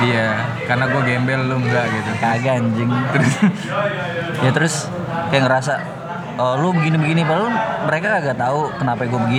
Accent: Palembang, South Sumatra, Indonesia; sampai nelfon orang kampung kampung gue Palembang ya

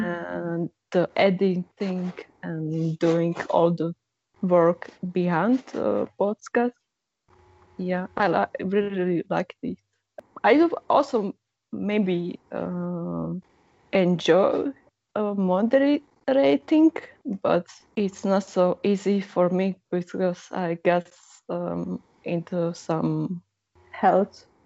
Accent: Slovakia; English is a second language; also born or lived in Slovenia; I can understand Slovene quite good, although I'm not speaking it. Um, because I'm from Slovakia and the, the language is uh, really similar, and I got used uh, to it when

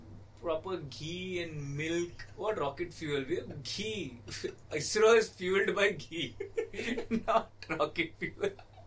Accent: Navi Mumbai, Maharashtra, India; I grew up in Navi Mumbai.

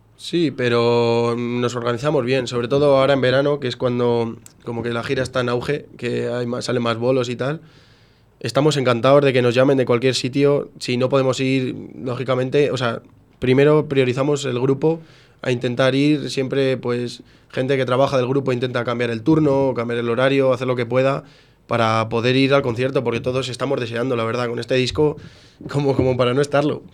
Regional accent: Coca, Castile and León, Spain; moved away as an adult; now in Valencia, Spain; todos hemos salido de Coca, todos somos de Coca

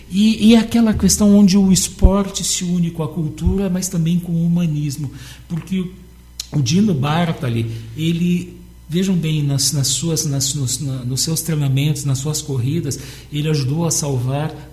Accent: Italy; now in Porto Alegre, Brazil; Aqui em Porto Alegre eu torço pelo Grêmio e na Itália, como italiano, eu torço pela Lácio

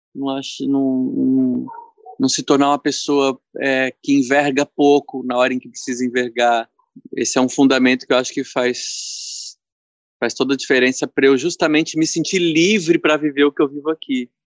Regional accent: São Paulo, Brazil; Eu fui criado ali na Zona Leste de São Paulo

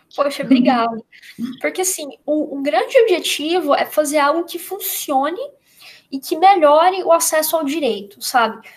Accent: Goiás, Brazil; eu sou de Goiás

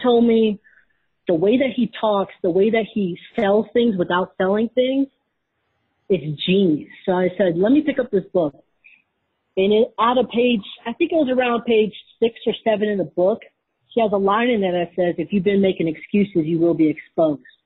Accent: Wisconsin, United States; I grew up in Wisconsin

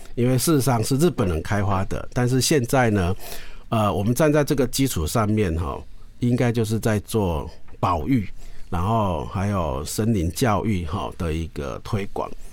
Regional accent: Taiwan; 我们台湾人

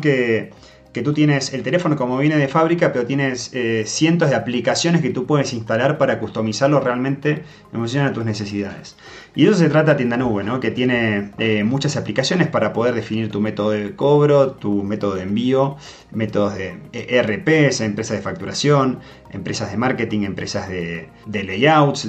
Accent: Argentina; accent: Argentine; moved away; por si todavía no se notó de mi acento, yo soy nacido en Argentina

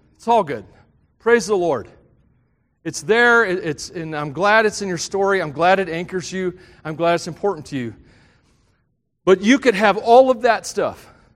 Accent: the South, United States; I grew up in the South, and Southern gospel music was big.

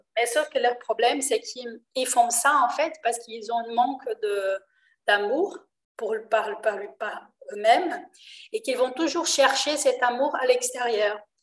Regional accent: Rio de Janeiro, Brazil; French is a second language; now in France; je suis d'origine brésilienne, je suis née à Rio

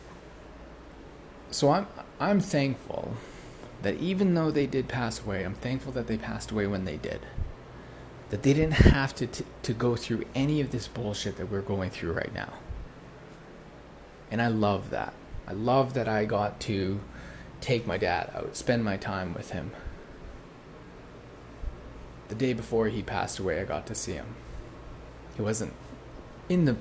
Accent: Prince George, British Columbia, Canada; moved away as an adult; also born or lived in Bali; I came back to this town, which was my hometown

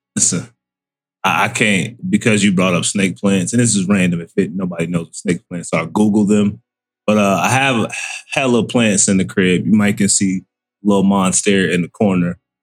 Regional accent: Florida, United States; moved away; I was born in Florida, so I spent a lot of time like in South Florida

